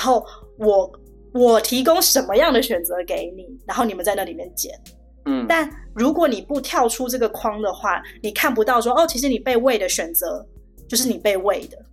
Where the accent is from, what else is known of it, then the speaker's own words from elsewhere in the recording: Taiwan; moved away as an adult; now in Shanghai, China; 我在台湾出生长大